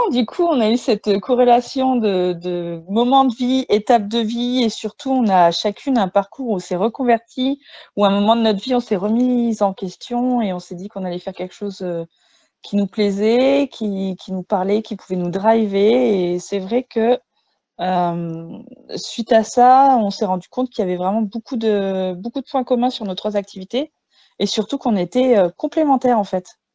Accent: Reims, Grand Est, France; j'ai 33 ans, je suis de Reims

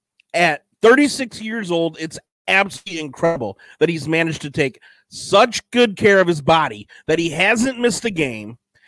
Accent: Detroit, Michigan, United States; I'm from Detroit.

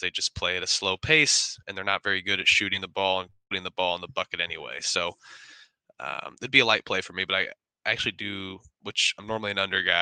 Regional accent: Indiana, United States; I'm from Indiana.

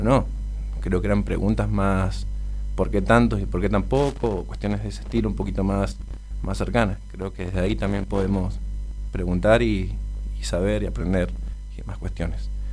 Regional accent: Neuquén, Argentina; yo soy de Neuquén

